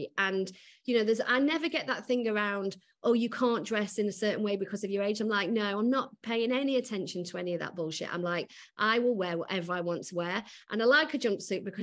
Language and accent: English; Macclesfield, North West England, United Kingdom; moved away as an adult; now in London, United Kingdom; I grew up in Macclesfield.